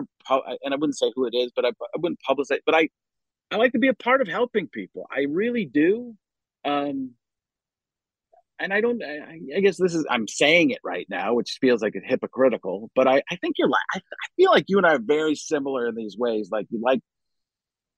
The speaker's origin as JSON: {"language": "English", "town": "Waukesha", "region": "Wisconsin", "country": "United States", "tie": "born or raised there", "also_born_or_lived": "Chicago, Illinois", "said": "I grew up in Milwaukee, Waukesha, Wisconsin, born in Chicago"}